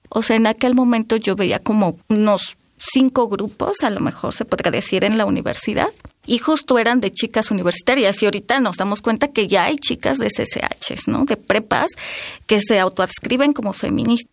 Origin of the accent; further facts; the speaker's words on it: Oaxaca, Mexico; soy de Oaxaca